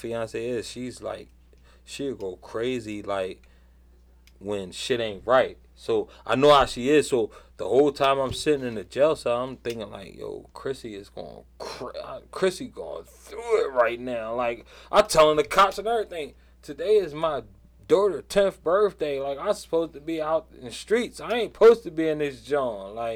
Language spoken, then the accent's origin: English; Philadelphia, Pennsylvania, United States; growing up in Southwest